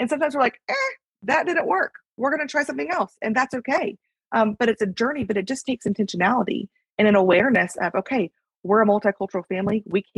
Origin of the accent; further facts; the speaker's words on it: the South, United States; also born or lived in North Carolina; now in Texas, United States; my husband and I, we're both from the South and we're both white.